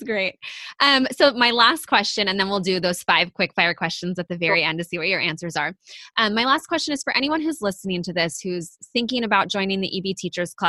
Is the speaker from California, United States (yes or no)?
yes; Northern California, United States; I'm from Northern California